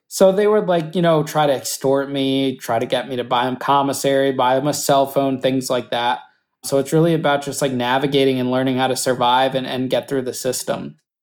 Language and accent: English; Danbury, Connecticut, United States; Danbury, which was my hometown